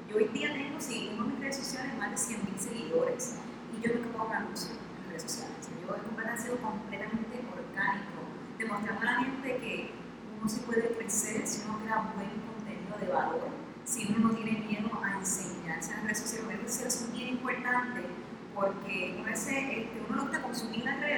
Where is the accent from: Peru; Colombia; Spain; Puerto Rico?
Puerto Rico; Ponce; soy de Ponce